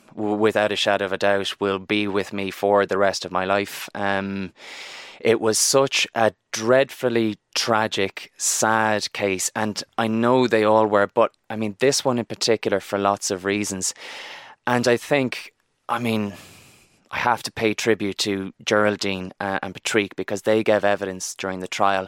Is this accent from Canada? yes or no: no; Barna, Connacht, Ireland; I'm from Barna in, in Galway